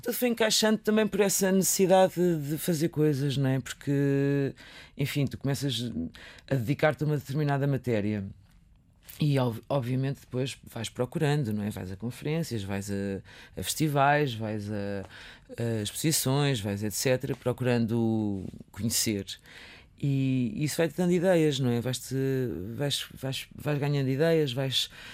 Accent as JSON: {"language": "Portuguese", "region": "Viseu", "country": "Portugal", "tie": "born or raised there", "moved": "yes", "said": "nasci, cresci em Viseu"}